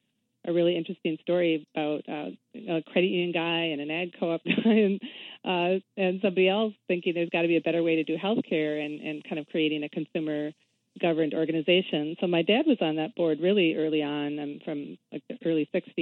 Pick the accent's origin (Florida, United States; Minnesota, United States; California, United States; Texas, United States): Minnesota, United States; I grew up in Minnesota